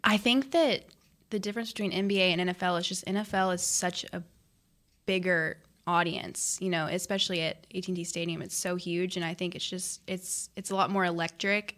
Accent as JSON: {"language": "English", "town": "North Richland Hills", "region": "Texas", "country": "United States", "tie": "born or raised there", "said": "I'm a Dallas girl. So I grew up here my whole life"}